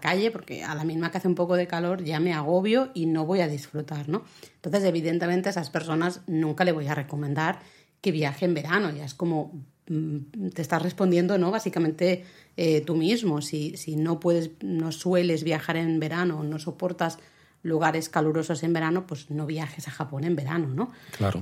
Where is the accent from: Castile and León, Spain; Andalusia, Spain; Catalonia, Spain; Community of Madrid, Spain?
Catalonia, Spain; soy la catalana